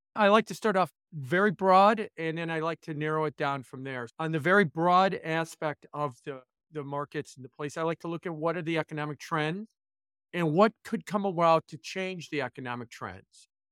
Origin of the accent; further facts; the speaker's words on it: Chicago, Illinois, United States; I moved it back to my hometown of Chicago